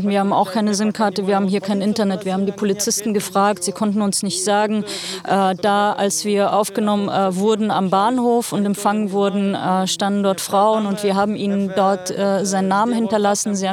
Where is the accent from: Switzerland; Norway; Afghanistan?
Afghanistan; moved away; also born or lived in Ukraine; wir sind äh, aus {S3} Afghanistan geflüchtet, {S4} weil dort Krieg herrschte. Wir haben sechs Jahre lang ehrlich äh, und ganz normal in der Ukraine gelebt.